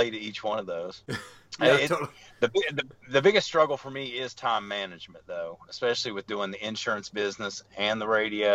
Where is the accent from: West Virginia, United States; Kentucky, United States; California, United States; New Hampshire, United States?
West Virginia, United States; also born or lived in Seattle, Washington; now in Portland, United States; I was born and raised in West Virginia